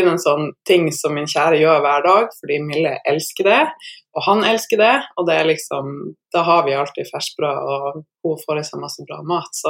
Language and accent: Norwegian; Northern Norway, Norway; ja, jeg er en nordlending som eh, tidligere levde av å spille basket.